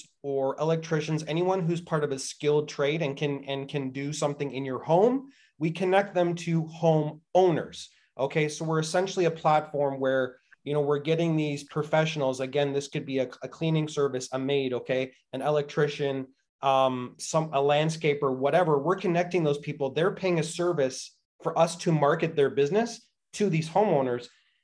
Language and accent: English; Canada; as just Canadian citizens